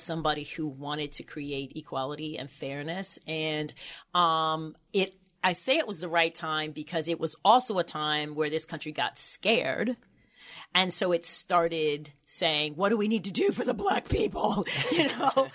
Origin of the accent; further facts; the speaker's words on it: Baltimore, Maryland, United States; moved away as an adult; also born or lived in Boston; now in Baltimore, United States; I grew up on Poplar Grove Street